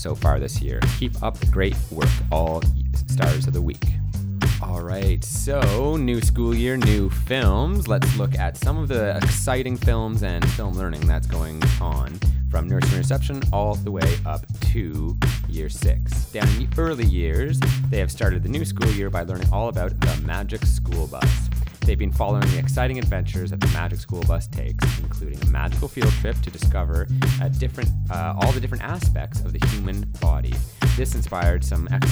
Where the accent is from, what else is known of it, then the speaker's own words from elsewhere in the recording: Canada; moved away; As a Canadian